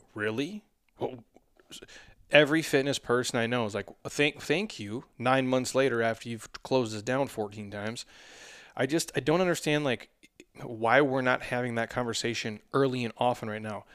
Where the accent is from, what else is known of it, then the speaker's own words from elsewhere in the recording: Minnesota, United States; now in Arizona, United States; I'm from Minnesota